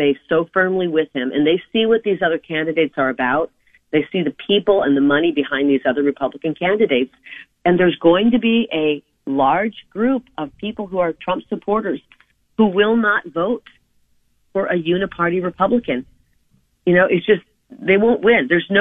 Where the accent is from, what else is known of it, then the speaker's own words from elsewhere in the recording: Iowa, United States; now in Arizona, United States; I'm from Iowa. I was born in, I was raised in Iowa, family of nine.